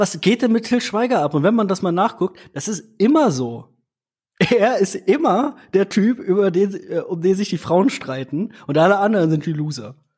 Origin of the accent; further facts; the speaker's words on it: Germany; bei uns in Deutschland